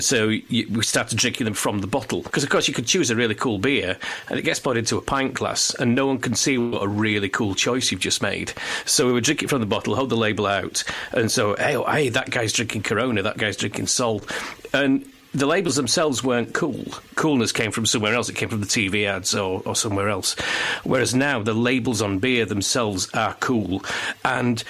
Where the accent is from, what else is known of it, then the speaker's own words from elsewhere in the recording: Barnsley, Yorkshire and the Humber, United Kingdom; I grew up in Barnsley